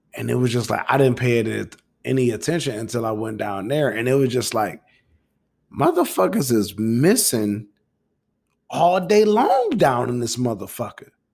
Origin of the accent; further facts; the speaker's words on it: Midwest, United States; I'm from the Midwest